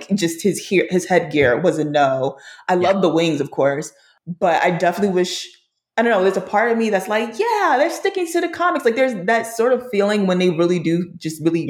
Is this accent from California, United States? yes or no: no; New York, United States; I grew up in New York